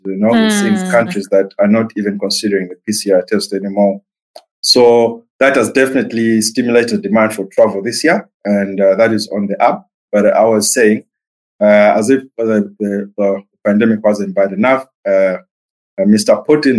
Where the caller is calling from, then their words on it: Port Elizabeth, Eastern Cape, South Africa; I am in a cold Port Elizabeth, South Africa. Which is where I live.